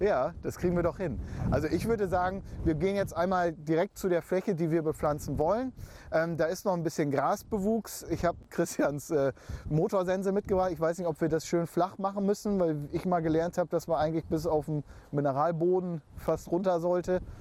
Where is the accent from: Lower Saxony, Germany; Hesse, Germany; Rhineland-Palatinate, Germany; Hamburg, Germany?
Lower Saxony, Germany; Emsland; bei uns im Emsland